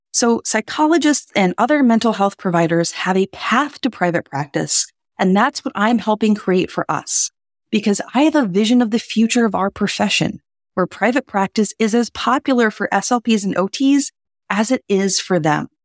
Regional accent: New Orleans, Louisiana, United States; now in Boston, United States; my hometown of New Orleans

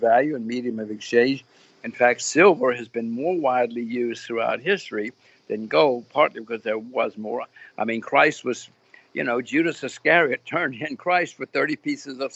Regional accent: United States; I'm an American. My kids are Americans.

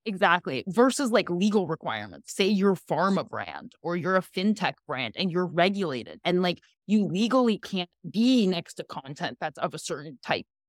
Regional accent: Ukraine; now in United States; I literally grew up in the old Soviet Union, like, I grew up in the Ukraine

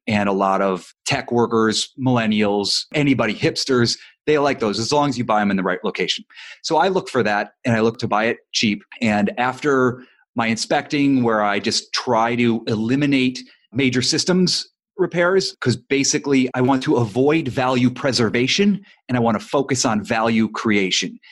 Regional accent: Ohio, United States; now in Los Angeles, United States; I'm not from Los Angeles, I'm from Ohio

